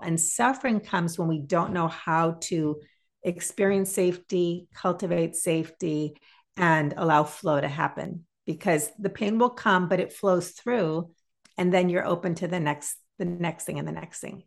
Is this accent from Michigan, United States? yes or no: no; Massachusetts, United States; I grew up in Massachusetts